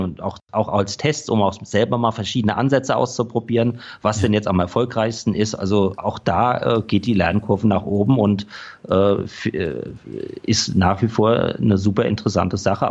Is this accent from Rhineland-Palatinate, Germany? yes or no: yes; Rhenish Hesse, Rhineland-Palatinate, Germany; also born or lived in Düsseldorf; Ich komme aus Rheinhessen, man hört es vielleicht auch noch etwas an meinem Akzent